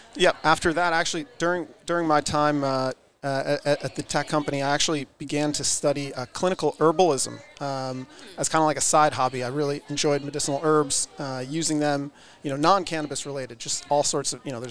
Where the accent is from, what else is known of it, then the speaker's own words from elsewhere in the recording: Connecticut, United States; moved away as an adult; also born or lived in Manhattan, New York City; now in Israel; I'm originally from Connecticut, but I've been based out in Israel for the last 13 years approximately.